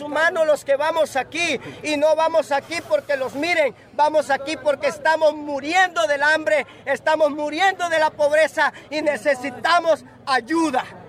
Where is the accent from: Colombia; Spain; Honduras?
Honduras; moved away as an adult; nosotros somos hondureños